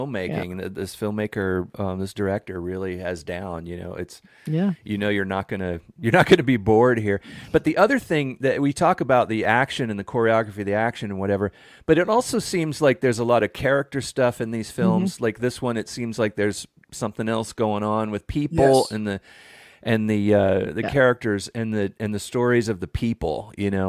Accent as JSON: {"language": "English", "country": "United States", "said": "from our perspective as American film lovers"}